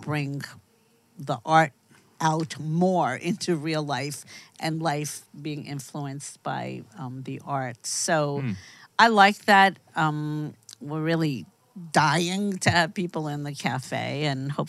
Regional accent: New York, United States; now in Los Angeles, United States; I grew up in New York

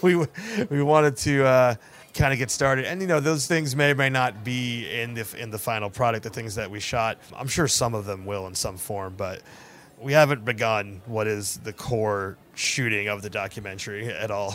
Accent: New Jersey, United States; moved away; I grew up in New Jersey for half of my youth.

